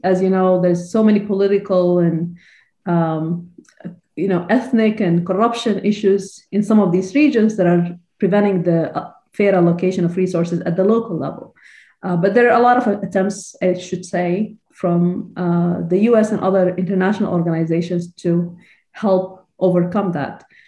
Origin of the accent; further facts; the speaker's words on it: Sudan; moved away as an adult; also born or lived in Illinois, United States / Texas, United States; now in United States; I'm originally from Sudan, I graduated from University of Khartoum.